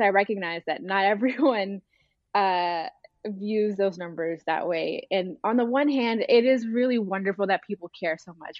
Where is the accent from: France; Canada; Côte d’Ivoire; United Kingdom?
Côte d’Ivoire; Abidjan; moved away; also born or lived in Sudan; I was born in Sudan, but I, I spent most of my early life in, in Abidjan in, in Cote d'Ivoire.